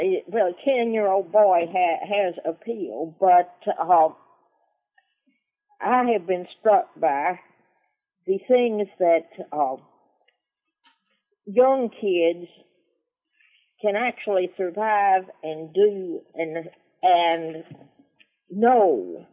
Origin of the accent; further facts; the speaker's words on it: the South, United States; Well, hey, I'm from the South. This is the buckle of the Bible Belt.